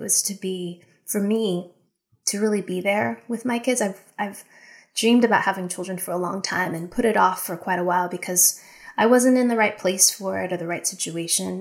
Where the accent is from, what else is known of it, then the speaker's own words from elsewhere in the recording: United States; also born or lived in Japan; being American in another country